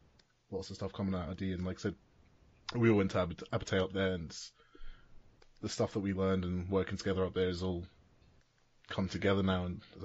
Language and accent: English; Scotland, United Kingdom; we're Scottish